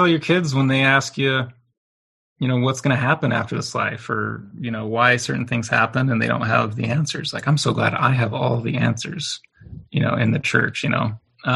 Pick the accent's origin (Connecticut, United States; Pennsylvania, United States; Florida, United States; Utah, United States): Utah, United States; Riverton; I was raised in Riverton, Utah